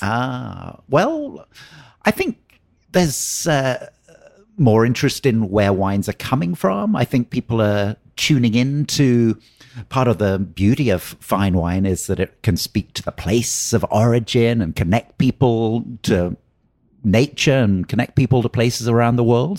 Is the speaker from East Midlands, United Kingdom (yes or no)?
no; Oxford, South East England, United Kingdom; now in Napa Valley, United States; I grew up in Oxford in England.